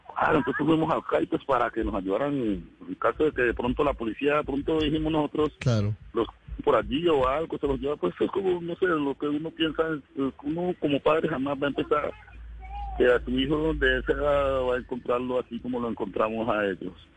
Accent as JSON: {"language": "Spanish", "town": "El Doncello", "region": "Caquetá", "country": "Colombia", "tie": "born or raised there", "moved": "as an adult", "lives_now": "Cali, Colombia", "said": "Yo vivía en el Caquetá. Yo nací en el Doncello Caquetá."}